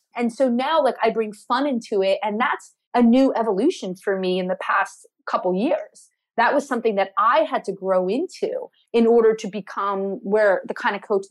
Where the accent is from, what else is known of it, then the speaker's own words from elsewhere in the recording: New Jersey, United States; I was born in Jersey.